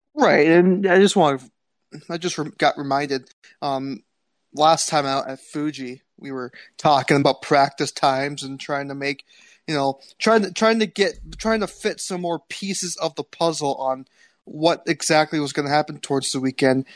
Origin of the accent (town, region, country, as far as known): United States